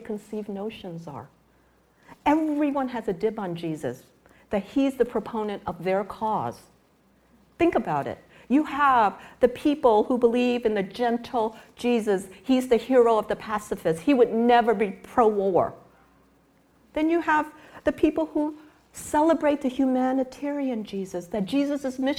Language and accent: English; New York City, New York, United States; moved away as an adult; also born or lived in Dallas, Texas / Chicago; now in California, United States; I was growing up in New York City